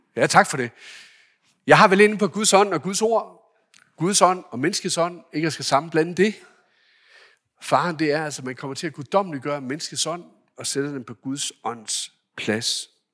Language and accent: Danish; Denmark; hjemme i Danmark